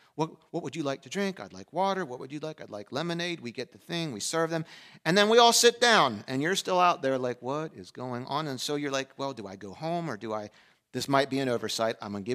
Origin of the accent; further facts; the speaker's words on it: Pennsylvania, United States; I grew up in the Western part of the world. in a European family of German descent in a small, we moved around a lot, small town in Pennsylvania.